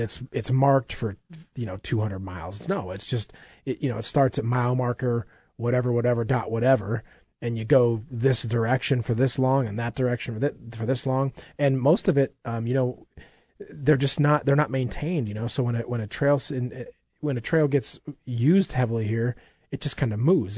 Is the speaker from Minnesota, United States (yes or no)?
yes; Minnesota, United States; I grew up in Minnesota